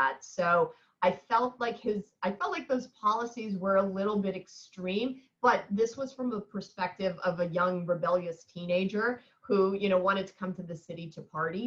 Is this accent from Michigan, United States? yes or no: no; New York City, New York, United States; I grew up in New York in the 70s, and we used to live in the East Village